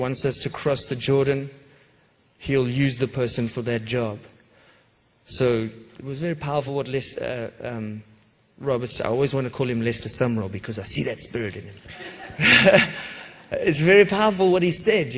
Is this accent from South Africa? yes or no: yes; South Africa; moved away; I grew up in South Africa with a terrible racial divide.